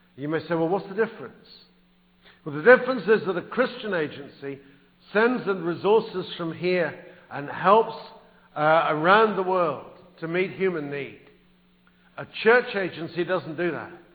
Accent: England, United Kingdom; moved away as an adult; now in United States; I am English

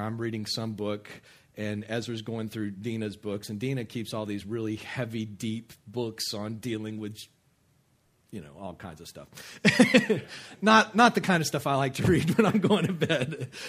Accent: West Texas, United States; also born or lived in Kenner, Louisiana; now in Abita Springs, United States; I grew up in West Texas

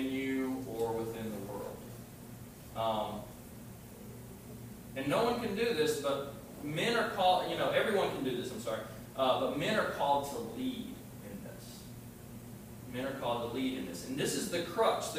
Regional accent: LaGrange, Georgia, United States; When I was growing up in LaGrange, Georgia, that's where I was born

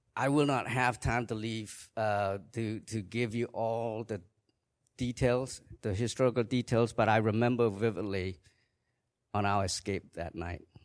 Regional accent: Kampong Cham, Cambodia; moved away; I was born in Cambodia in nineteen sixty-four in a small village in Kampongcham province.

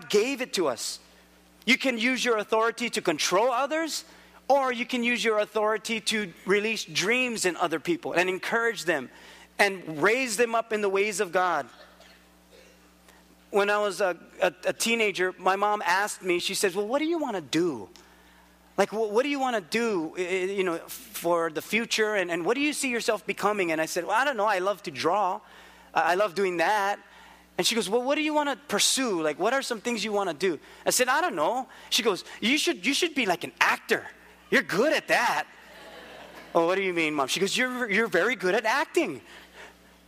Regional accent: Philippines; also born or lived in Hawaii; I'm Filipino

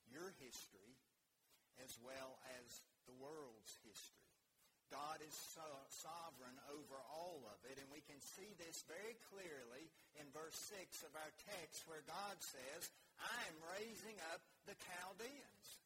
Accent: United States

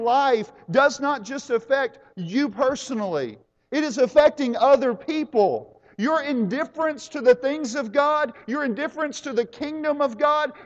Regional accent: United States; I am an American

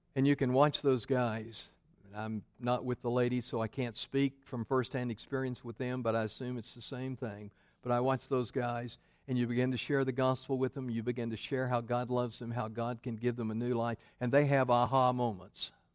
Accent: Memphis, Tennessee, United States; moved away; I grew up in Memphis

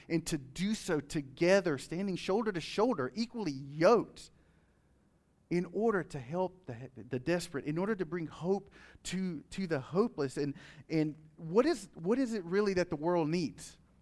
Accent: United States; as American citizens of this nation

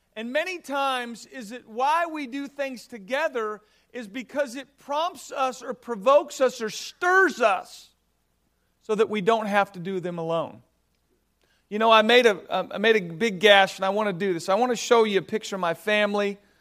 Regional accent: Southern California, United States; I grew up in Southern California

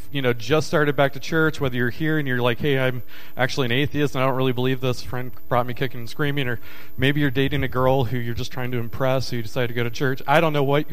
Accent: Kentucky, United States; now in Tennessee, United States; I was born in Kentucky, but I live in Tennessee

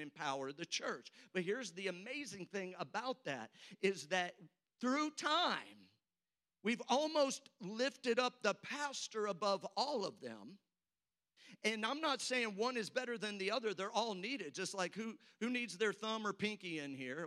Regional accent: St. Louis, Missouri, United States; now in Oklahoma, United States; I'm from St. Louis, so I can make fun of my own state now, Oklahoma

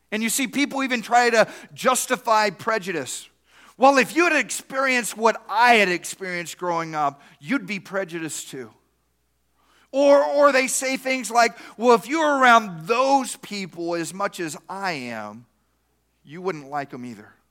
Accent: East Texas, United States; I grew up in East Texas

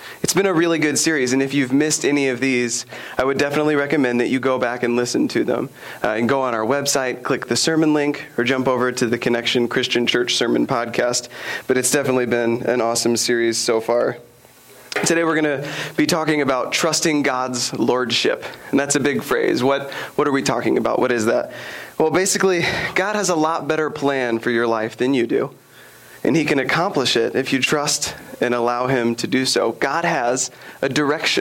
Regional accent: Sherman, Texas, United States; I grew up in Sherman, Texas.

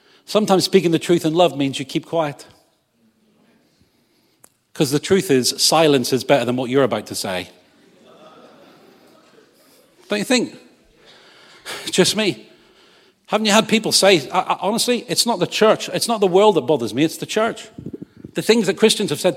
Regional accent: England, United Kingdom; I'm English.

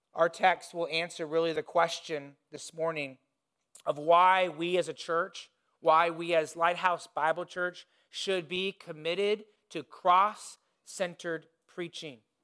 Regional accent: Indiana, United States; moved away; When I was growing up in Indiana

